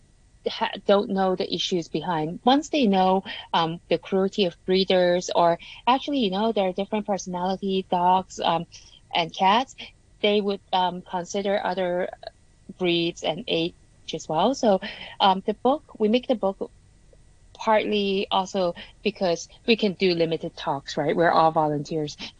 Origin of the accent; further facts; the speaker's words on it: Canada; now in Hong Kong; I grew up in Canada and then I came back to Hong Kong, like a bit of everywhere.